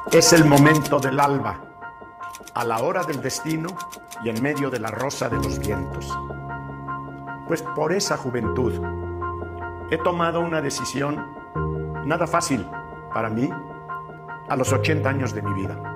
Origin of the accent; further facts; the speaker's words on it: Mexico; mexicano por nacimiento y mexicano por amor a México.